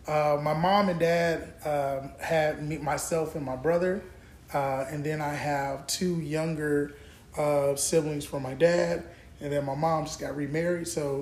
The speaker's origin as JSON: {"language": "English", "town": "Orlando", "region": "Florida", "country": "United States", "tie": "born or raised there", "moved": "yes", "said": "I'm born and raised in Orlando, Florida. That's Mickey Mouse country."}